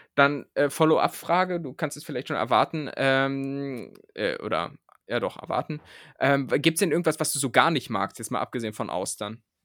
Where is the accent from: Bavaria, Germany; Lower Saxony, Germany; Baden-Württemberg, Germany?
Lower Saxony, Germany; southern; now in Berlin, Germany; bei uns in Niedersachsen hat man gar nicht so, äh, also da wo ich herkomme